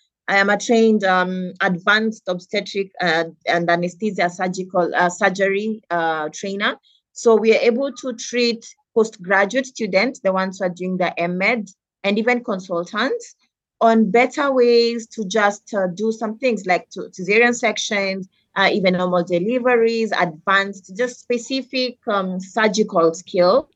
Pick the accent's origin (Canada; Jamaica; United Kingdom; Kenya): Kenya; Nairobi; I moved from Dandora Primary School. I was called to a school called Pangani Girls.